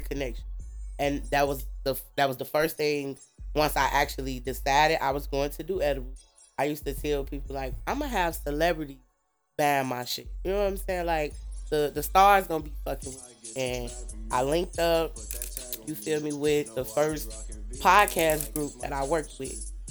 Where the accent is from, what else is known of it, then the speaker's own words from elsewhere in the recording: Maywood, Illinois, United States; also born or lived in Chicago, Illinois / Hammond, Indiana; I'm from Maywood. Mm-hmm. I grew up in a very strict home